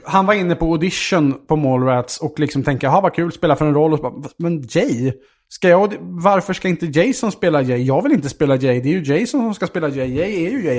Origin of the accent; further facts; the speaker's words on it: Vaxholm, Stockholm County, Sweden; Jag är ju uppvuxen i, ute i Vaxholm, ute i Stockholms